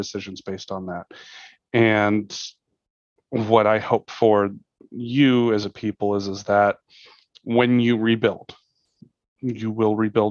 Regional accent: United States; as an American, you know, we kind of grew up with this idea

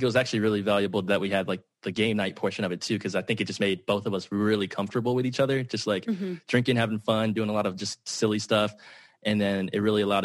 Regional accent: Dallas, Texas, United States; I did actually grow up in a like very white area as well, in North Dallas

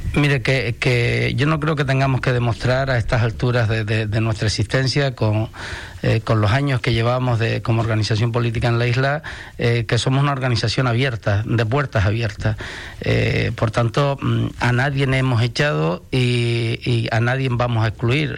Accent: Canary Islands, Spain; somos europeos pero estamos en África

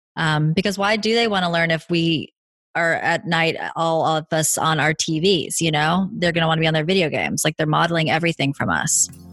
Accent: the South, United States; now in Los Angeles, United States; I grew up in the South

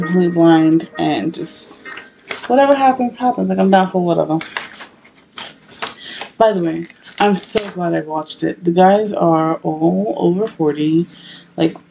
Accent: New York, United States; I'm from New York

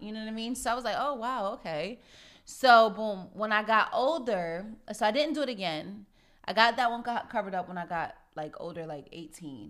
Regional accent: Connecticut, United States; I'm from Connecticut

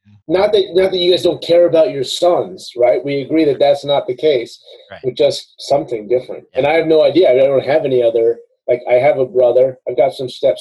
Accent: New York, United States; moved away; also born or lived in the South (US); growing up in New York as a kid

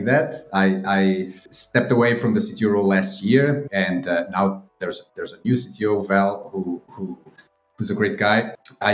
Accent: Aveiro, Aveiro District, Portugal; also born or lived in Coimbra; my hometown in Aveiro

